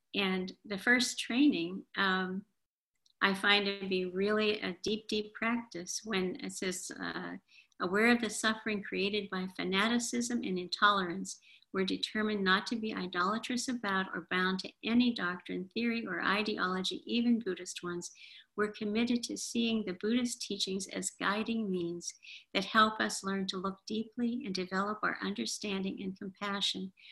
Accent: Appalachia, United States; I'm from Appalachia

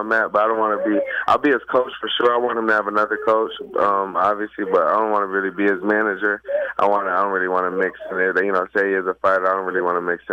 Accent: Rochester, New York, United States; moved away; also born or lived in Henrietta, New York; my hometown, Rochester

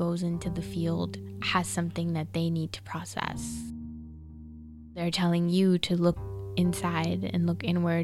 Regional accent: Fremont, California, United States; I am a therapist, an art therapist, and I am from Fremont, California

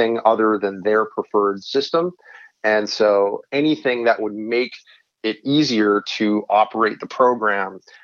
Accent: New Hampshire, United States; now in Arizona, United States; my home state of New Hampshire, but my adopted home state of Arizona

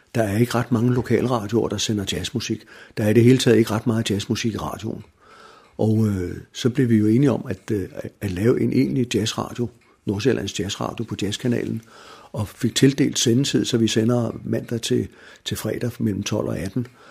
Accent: Denmark; Jeg er født og opvokset i Viam

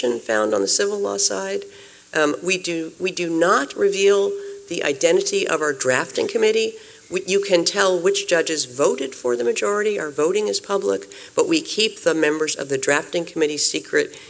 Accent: United States; I am American trained, and I am a U.S. national

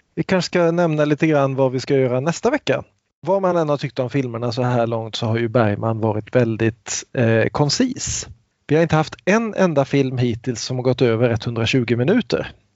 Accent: Kungsbacka, Halland County, Sweden; till min hemstad Kungsbacka

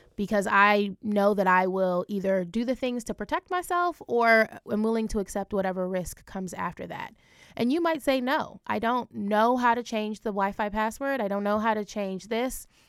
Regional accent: Ohio, United States; I'm from Ohio. My family's from Jamaica, um, but I grew up in Ohio

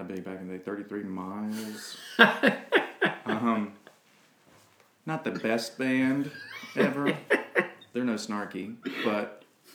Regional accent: Hattiesburg, Mississippi, United States; I grew up in Hattiesburg, Mississippi

